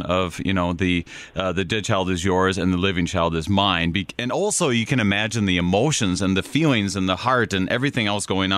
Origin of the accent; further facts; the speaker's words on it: Minnesota, United States; accent: Minnesotan; I'm a Minnesotan